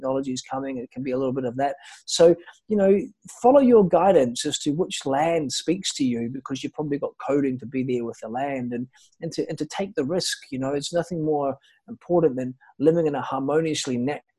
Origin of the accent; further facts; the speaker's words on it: New Zealand; moved away as an adult; also born or lived in Ibiza; now in Thailand; I'm from New Zealand. I've been away traveling